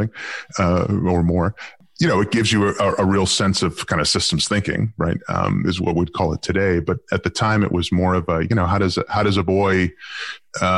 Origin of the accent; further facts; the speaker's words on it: Boston, Massachusetts, United States; moved away as an adult; now in Amsterdam, Netherlands; I grew up in the U.S. I've lived most of my professional life in Europe, but I actually grew up in Boston, sort of a working class suburb